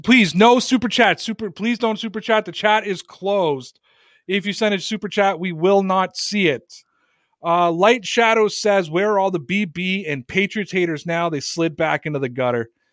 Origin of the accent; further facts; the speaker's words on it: Toronto, Ontario, Canada; moved away; my hometown guys from Toronto